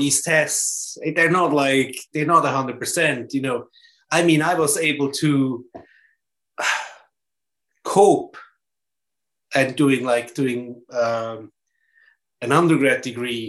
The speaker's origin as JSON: {"language": "English", "area": "German-speaking part of Switzerland", "region": "German-speaking Switzerland", "country": "Switzerland", "tie": "born or raised there", "second_language": "English", "said": "everything was German, obviously, because I come from German part of Switzerland, German-speaking part of Switzerland"}